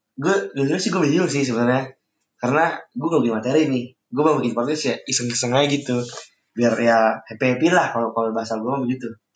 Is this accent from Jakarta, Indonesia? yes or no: yes; Jakarta, Indonesia; moved away as an adult; now in Bandung, Indonesia; gue asal dari Jakarta